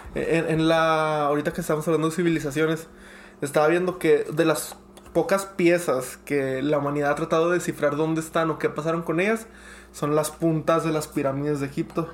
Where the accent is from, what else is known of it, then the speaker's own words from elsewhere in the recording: United States; soy americano